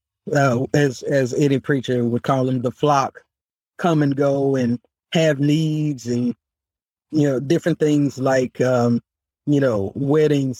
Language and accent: English; Memphis, Tennessee, United States; I am from Memphis, Tennessee, proud Memphis native.